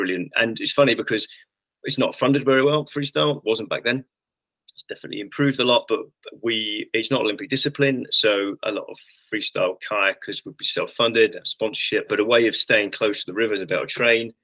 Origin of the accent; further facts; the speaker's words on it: London, United Kingdom; I grew up in South London